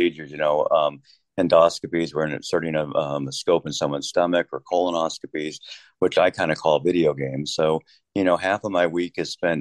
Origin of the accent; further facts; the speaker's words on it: Kansas City, United States; moved away as an adult; also born or lived in Rochester, New York; I'm from Kansas City